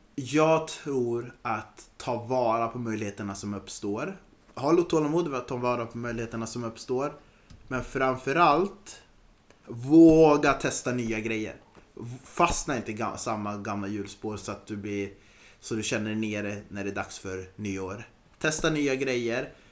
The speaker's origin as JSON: {"language": "Swedish", "town": "Östersund", "region": "Jämtland", "country": "Sweden", "moved": "yes", "said": "Jag är norrlänning"}